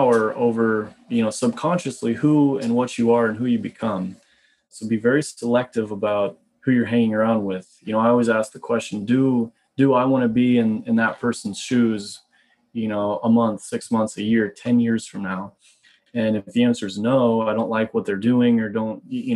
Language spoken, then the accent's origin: English; Midwest, United States; moved away as an adult; also born or lived in Boulder, Colorado; now in Canada; I grew up in the Midwest